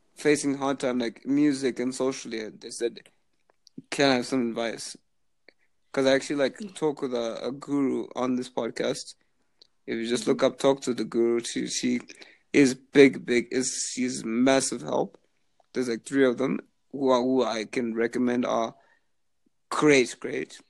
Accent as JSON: {"language": "English", "country": "Zimbabwe", "tie": "born or raised there", "moved": "as an adult", "lives_now": "Halifax, Canada", "said": "I was born in Zimbabwe. I'm actually currently there now on summer break"}